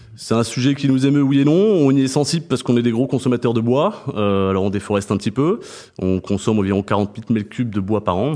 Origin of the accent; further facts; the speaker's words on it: Montpellier, Occitania, France; moved away; also born or lived in Reims; je suis né à Reims, mais j'ai grandi à Montpellier et j'ai grandi dans les vignes du Pic Saint-Loup